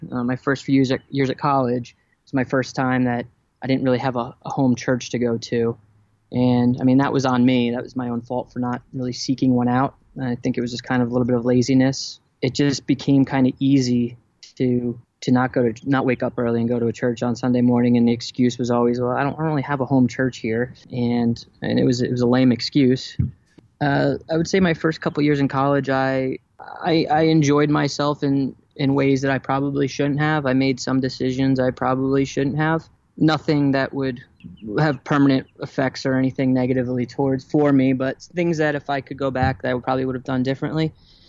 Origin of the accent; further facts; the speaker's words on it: New Jersey, United States; My family moved to New Jersey when I was, after first grade.